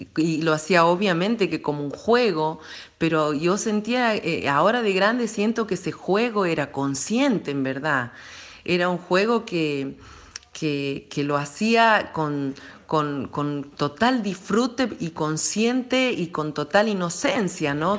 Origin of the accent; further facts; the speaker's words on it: La Banda, Santiago del Estero, Argentina; a esos primeros pasos, a, la conexión directa con la tierra, con los pies descalzos, en el barrio Los Lagos, en la ciudad de La Banda